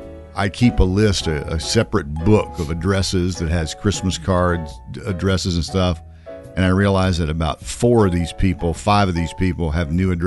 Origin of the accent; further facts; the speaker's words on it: Virginia, United States; I'm from Virginia.